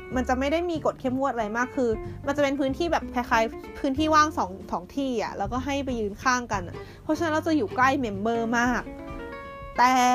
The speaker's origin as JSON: {"language": "Thai", "country": "Thailand", "said": "บอกมาจากไทย"}